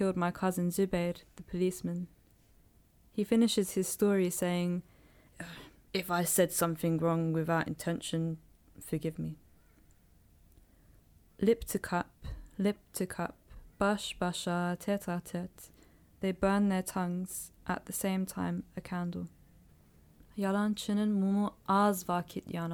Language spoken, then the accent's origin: English; London, United Kingdom; I grew up in London